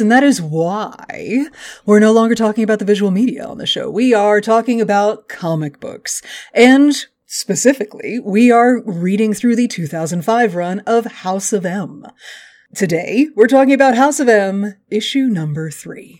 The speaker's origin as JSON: {"language": "English", "region": "Texas", "country": "United States", "said": "I'm from Texas"}